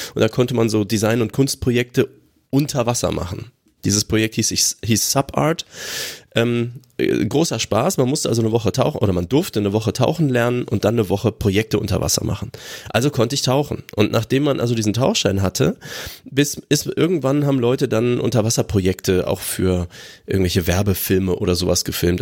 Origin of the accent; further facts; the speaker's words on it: Aachen, North Rhine-Westphalia, Germany; Das Schwimmbad meiner Jugend in Aachen-Brand.